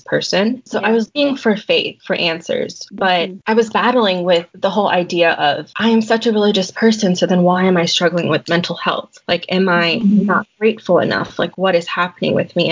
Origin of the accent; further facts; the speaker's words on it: Colonial Heights, Virginia, United States; moved away as an adult; now in Chapel Hill, United States; I'm actually from Colonial Heights, Virginia.